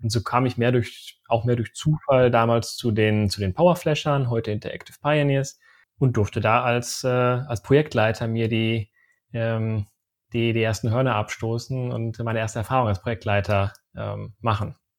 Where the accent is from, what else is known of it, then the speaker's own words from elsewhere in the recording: Sauerland, North Rhine-Westphalia, Germany; moved away as an adult; also born or lived in Aachen; Ich komme eigentlich aus dem Sauerland.